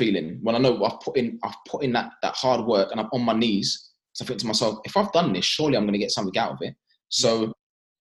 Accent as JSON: {"language": "English", "region": "London", "country": "United Kingdom", "tie": "born or raised there", "said": "our family growing up in East London, understanding that, you know, that working class background"}